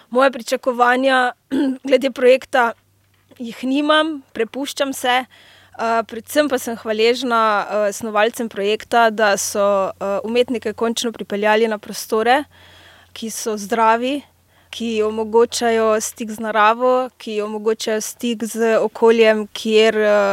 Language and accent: Slovenian; Slovenia; prihajam iz Slovenije, sem dramaturginja.